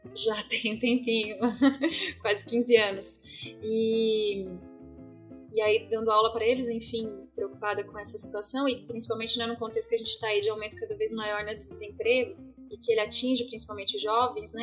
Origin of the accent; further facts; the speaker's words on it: Santa Catarina, Brazil; moved away as an adult; now in Paraná, Brazil; E sou catarinense, moro no Paraná tem 10 anos